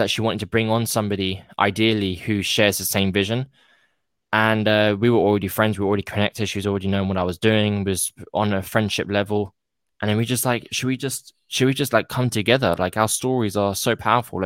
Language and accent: English; United Kingdom; I'm British